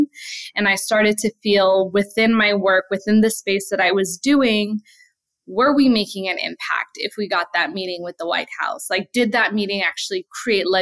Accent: New York City, New York, United States; also born or lived in Palestine; grew up in Brooklyn

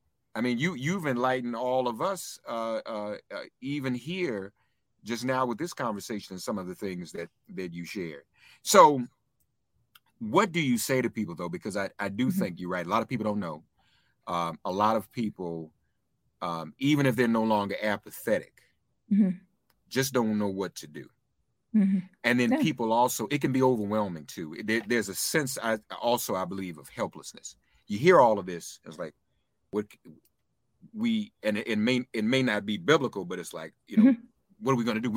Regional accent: Nashville, Tennessee, United States; The church I grew up in Nashville, I no longer live in Nashville, but one of the blessings of this virtual culture we're in, I'm now able to go to my church I went to as a little boy virtually on Sundays.

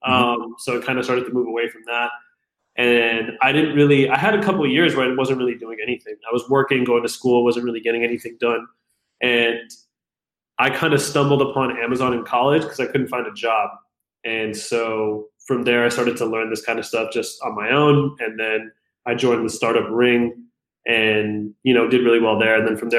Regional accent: Fremont, California, United States; also born or lived in Pakistan / Toronto, Canada / Calgary, Canada / Fairfield, California; now in Los Angeles, United States; When I was 10, we moved to a small town called Fairfield in California, which is closer to, it's about an hour north of San Francisco. And then not long after that, we moved to Fremont, California, and that's where I stayed from the time I was about 10 to 22

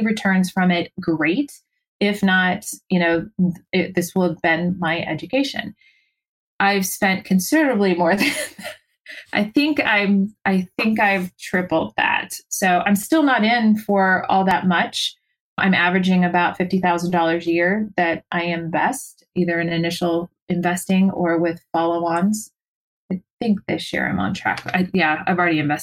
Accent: San Francisco Bay Area, California, United States; We're both, you know, born and raised in the San Francisco Bay Area. So we are totally liberal Californians

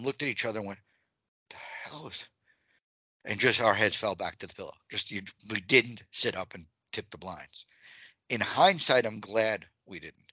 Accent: Long Island, New York, United States; moved away; I'm from Long Island. So for me, home is Long Island

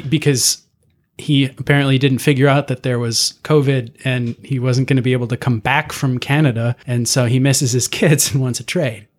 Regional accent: DeKalb, Illinois, United States; my hometown

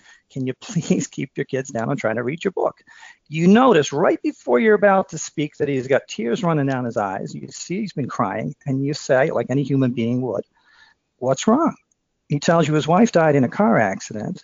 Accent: Dublin, Leinster, Ireland; moved away as an adult; also born or lived in Philadelphia, United States; now in Western Massachusetts, United States; I'm from Dublin, and I worked for three summers down Wildwood, New Jersey

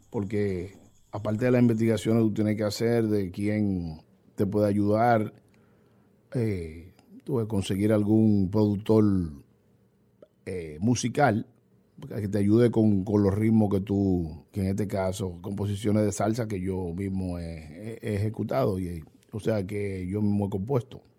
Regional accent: Dominican Republic; La bachata, gracias a Dios que la bachata se, mantiene y nos identifica como dominicanos al fin.

